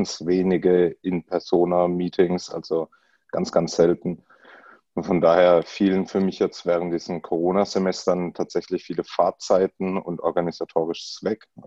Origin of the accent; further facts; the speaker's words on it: Bruchsal, Baden-Württemberg, Germany; ich komme aus der Gegend um Karlsruhe ähm, oder genauer um Bruchsal, also im schönen Südwesten.